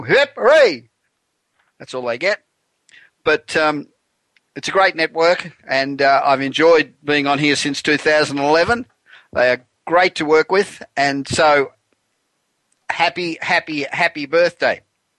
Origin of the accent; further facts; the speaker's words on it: Los Angeles, California, United States; broadcasting from my hometown of Los Angeles, where it's still up around 80 degrees